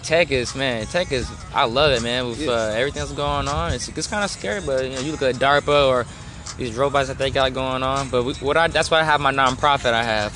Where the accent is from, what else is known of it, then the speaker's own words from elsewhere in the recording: Oakland, California, United States; I'm from um, Oakland, California.